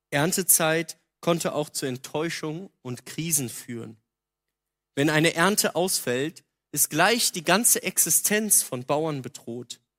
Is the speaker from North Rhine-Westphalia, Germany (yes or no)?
yes; North Rhine-Westphalia, Germany; Also ich komme aus der Nähe von Köln, da gab es das.